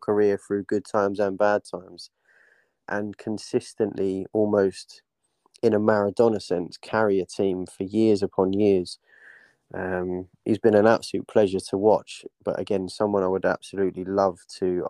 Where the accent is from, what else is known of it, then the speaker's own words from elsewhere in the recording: Dagenham, London, United Kingdom; I was born in Dagenham myself, grew up around sort of that region